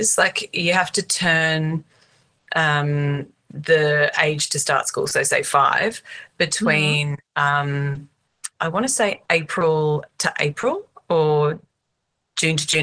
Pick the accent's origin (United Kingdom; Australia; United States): Australia; I'm Australian